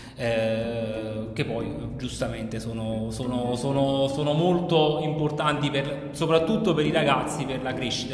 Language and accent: Italian; Campania, Italy